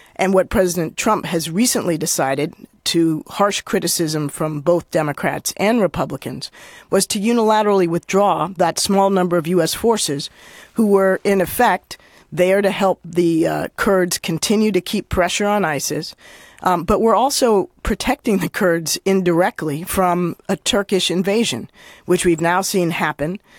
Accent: Washington, District of Columbia, United States; I grew up, uh, in Washington, D C

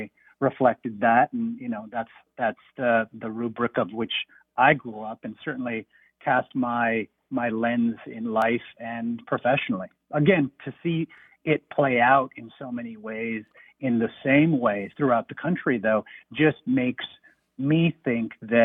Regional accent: Arizona, United States; now in Georgia, United States; I myself was born and raised in the Southwest

